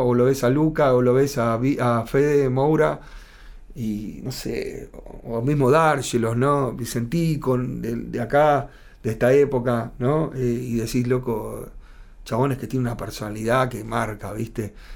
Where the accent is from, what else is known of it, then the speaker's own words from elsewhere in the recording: Argentina; ya somos argentinos nosotros